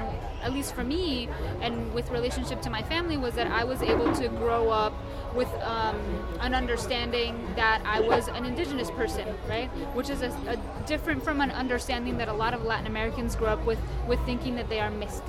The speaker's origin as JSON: {"language": "English", "town": "Asunción", "country": "Paraguay", "tie": "born or raised there", "said": "I was born in Paraguay, in Asunción, Paraguay, in the early 80s"}